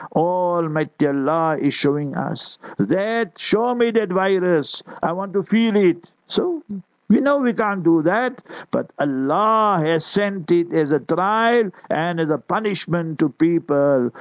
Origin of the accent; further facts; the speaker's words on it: South Africa; I will be born in South Africa